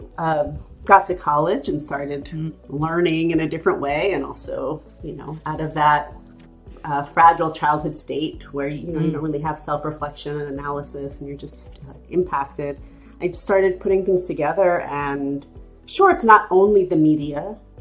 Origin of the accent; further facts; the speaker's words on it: New York, United States; we grew up in New York, which is a multicultural city